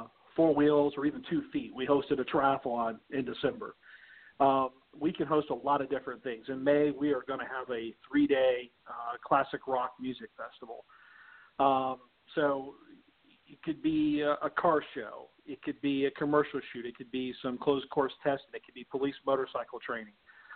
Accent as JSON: {"language": "English", "town": "Daytona Beach", "region": "Florida", "country": "United States", "tie": "born or raised there", "said": "I'm born and raised in the Daytona Beach community."}